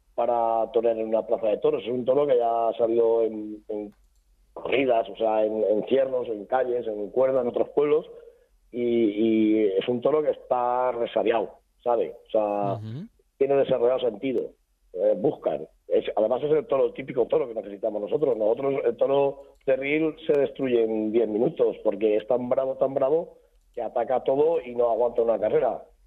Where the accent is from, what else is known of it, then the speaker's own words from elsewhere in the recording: Chiva, Valencian Community, Spain; Chiva somos eh, castellano parlantes va a pesar de estar a 25 kilómetros de la capital de Valencia, somos castellanos parlantes